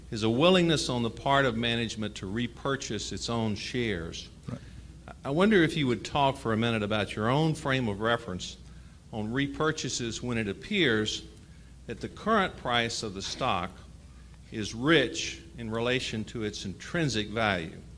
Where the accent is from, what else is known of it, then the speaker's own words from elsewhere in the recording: Jackson, Mississippi, United States; from Jackson, Mississippi.